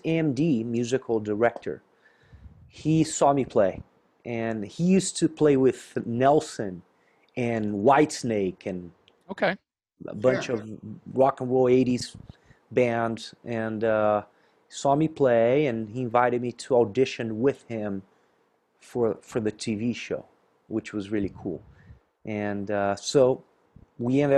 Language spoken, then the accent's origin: English; inland southern Brazil, south of Brazil, Brazil; born or raised there; moved away